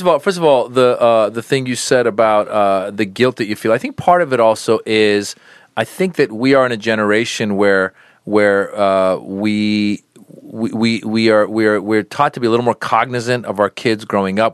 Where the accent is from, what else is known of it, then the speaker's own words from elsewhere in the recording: United States; also born or lived in Iran; I was born in Iran, uh, grew up in America. Since I was six years old, we came around the time of the revolution